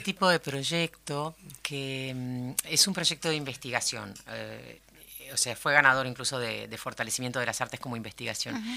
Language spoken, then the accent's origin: Spanish; Uruguay; como uruguaya